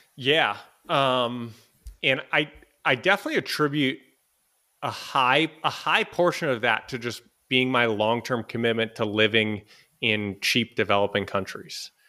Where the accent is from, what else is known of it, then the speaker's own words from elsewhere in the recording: Boston, Massachusetts, United States; moved away as an adult; also born or lived in Los Angeles / San Francisco; I'm originally from Boston in the U S